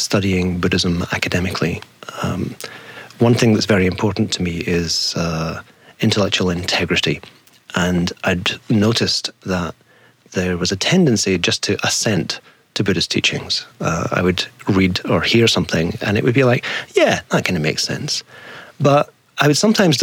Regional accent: Dundee, Scotland, United Kingdom; also born or lived in Glasgow; I was raised in Scotland, yeah. I was born in a town called Dundee, brought up just a few miles from there

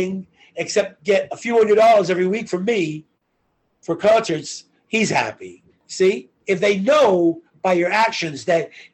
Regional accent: Long Island, New York City, United States; moved away as an adult; also born or lived in Florida; now in Los Angeles, United States; the New York City kid in me

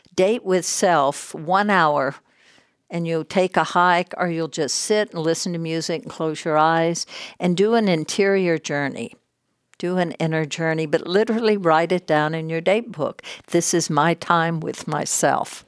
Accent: Texas, United States; moved away as an adult; also born or lived in New York / Hollywood; I grew up in Texas, a, a only child

